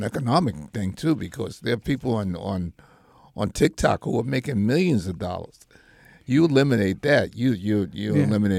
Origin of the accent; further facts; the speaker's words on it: United States; as an American